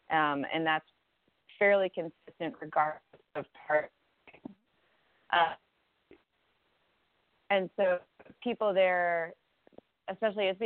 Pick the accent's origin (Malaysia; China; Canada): Canada; now in United States; my parents are American and I was born in Canada. And growing up in Canada as an American